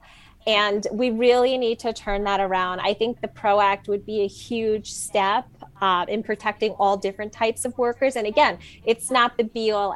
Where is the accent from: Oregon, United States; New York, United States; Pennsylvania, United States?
New York, United States; I'm a New Yorker